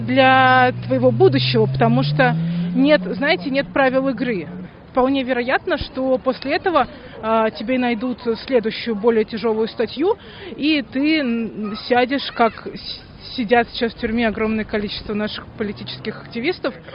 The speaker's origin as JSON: {"language": "Russian", "country": "Russia", "said": "я из России"}